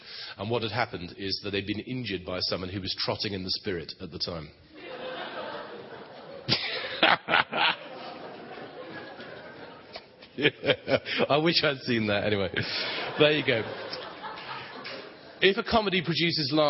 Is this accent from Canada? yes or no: no; England, United Kingdom; As English people go